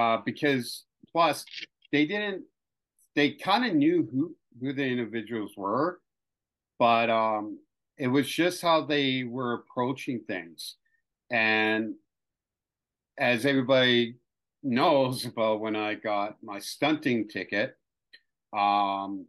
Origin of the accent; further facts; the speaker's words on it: Canada; as a Canadian